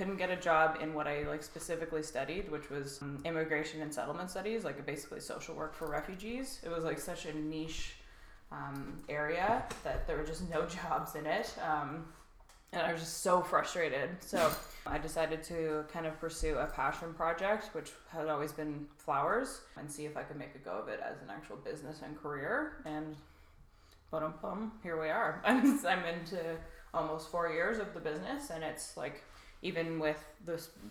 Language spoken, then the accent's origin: English; Gravenhurst, Ontario, Canada; also born or lived in Halifax / Toronto; I grew up in Gravenhurst, and Danielle and I know each other because we went to Beech Grove Public School together